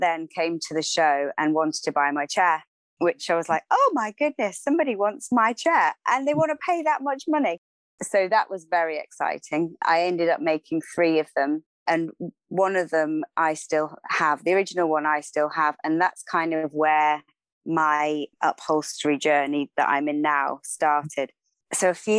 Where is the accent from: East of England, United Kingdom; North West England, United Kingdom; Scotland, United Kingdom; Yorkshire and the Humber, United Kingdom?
East of England, United Kingdom; Cambridge; also born or lived in Oxfordshire; I grew up in Cambridge